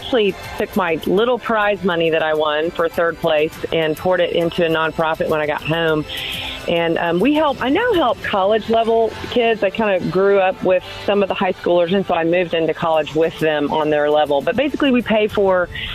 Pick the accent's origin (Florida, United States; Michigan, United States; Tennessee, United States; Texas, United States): Texas, United States; Dallas; I'm from Dallas, so I live here and I listen to KLTY all the time